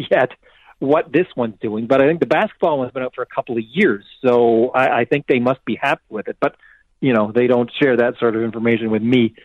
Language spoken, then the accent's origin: English; Canada; I'm Canadian